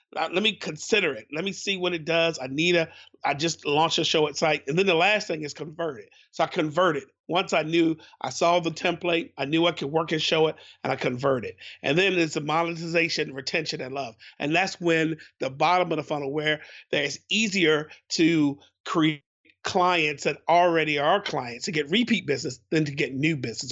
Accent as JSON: {"language": "English", "town": "Baltimore", "region": "Maryland", "country": "United States", "said": "I'm from Baltimore, Baltimore"}